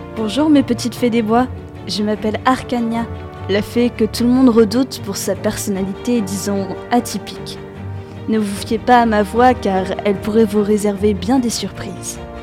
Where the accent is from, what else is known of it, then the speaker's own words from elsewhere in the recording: France; chez nous en France